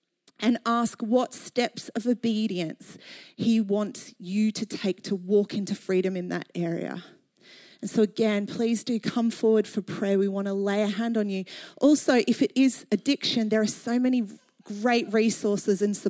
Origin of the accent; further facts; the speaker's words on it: Australia; moved away as an adult; now in London, United Kingdom; Growing up in Australia